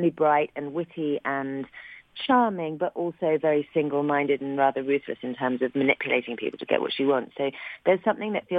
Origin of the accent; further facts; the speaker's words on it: London, United Kingdom; I was from West London, England